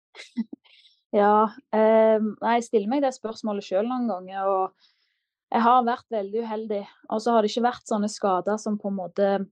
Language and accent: Norwegian; Klepp, Rogaland, Norway; moved away as an adult; now in Manchester, United Kingdom; Og da følte jeg meg klar til å forlate redet hjemme på Klepp